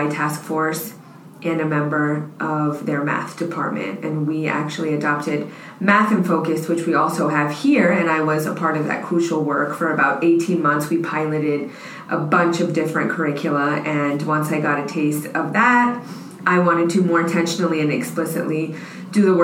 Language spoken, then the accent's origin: English; United States; I am local. Yep. I went to Churchill